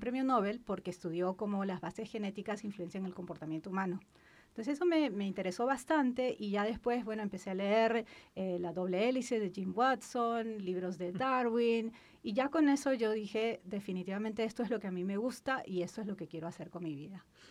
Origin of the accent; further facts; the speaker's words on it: Lima, Peru; moved away as an adult; Yo soy de Lima, la capital del Perú. Nací y mm. crecí ahí, viví casi la mitad de mi vida allá.